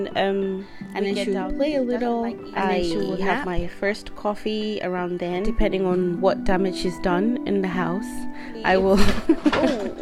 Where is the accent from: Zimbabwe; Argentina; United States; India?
Zimbabwe; moved away as an adult; now in Glasgow, United Kingdom; I am from Zimbabwe.